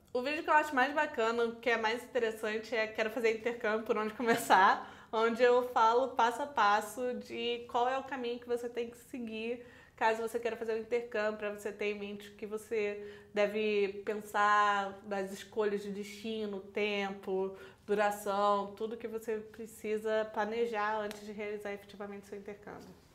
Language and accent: Portuguese; Teresópolis, Rio de Janeiro, Brazil; Eu sou de Teresópolis